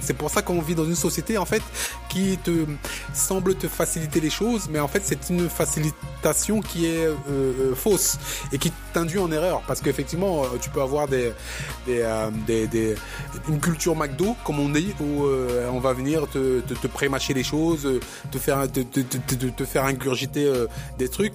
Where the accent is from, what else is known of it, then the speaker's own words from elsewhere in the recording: Cameroon; me nommer Camerounais puisque je viens de cet endroit-là